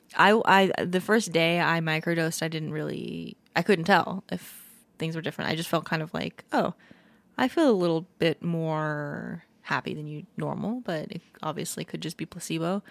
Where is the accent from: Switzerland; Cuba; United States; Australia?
United States; Hawaii; I was born in Hawaii and my mom and dad listened to a lot of Hawaiian music